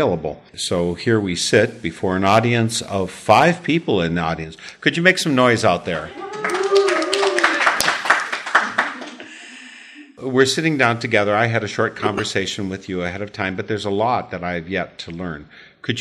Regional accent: Wisconsin, United States; I'm from Wisconsin.

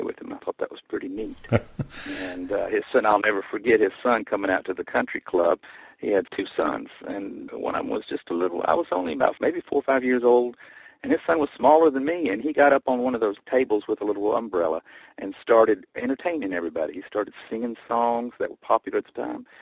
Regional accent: Bristol, Tennessee, United States; now in New York City, United States; My hometown is Bristol, Tennessee, and I consider that still my home

